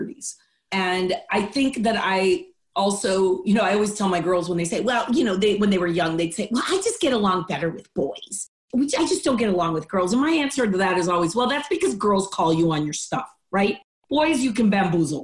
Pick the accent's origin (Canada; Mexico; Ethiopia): Mexico; Mexico City; English is a second language; moved away as an adult; also born or lived in Austin, Texas / Cleveland; now in United States; So I was raised in Mexico, Mexico City to be exact. I came to the United States when I was 18